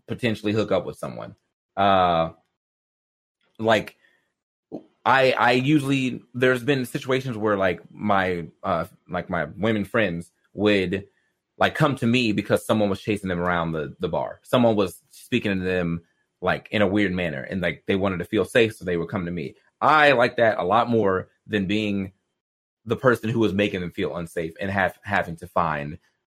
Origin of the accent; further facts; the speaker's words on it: the South, United States; I grew up in the South